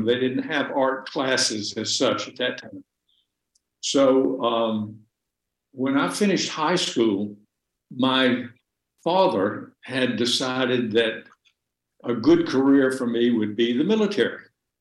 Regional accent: Greenville, Alabama, United States; moved away; also born or lived in Hattiesburg, Mississippi; I was born in Hattiesburg

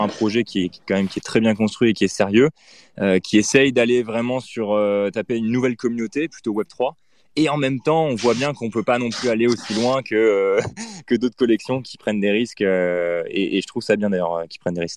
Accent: France; now in Paris, France; on est français et qu'on est à Paris

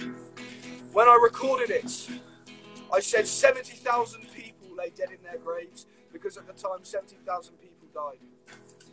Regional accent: United Kingdom; We Bubba, are British.

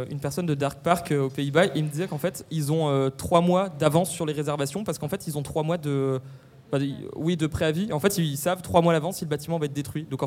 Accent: Dunkirk, Hauts-de-France, France; je viens de Dunkerque

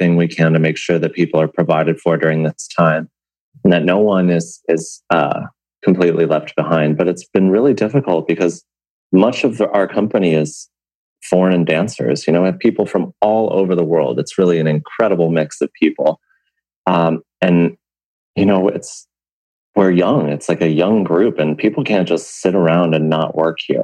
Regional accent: Fairfield, Connecticut, United States; also born or lived in Bridgeport, Connecticut; I grew up in Fairfield, Connecticut

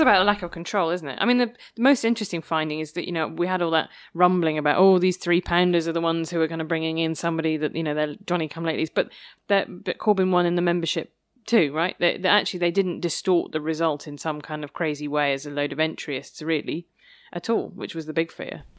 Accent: Worcester, West Midlands, United Kingdom; moved away as an adult; also born or lived in Oxford; I grew up in Worcester

